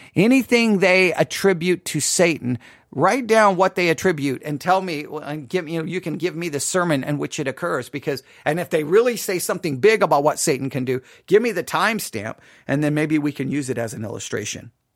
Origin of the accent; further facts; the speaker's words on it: West Texas, United States; too many encounters with scorpions in my life growing up in West Texas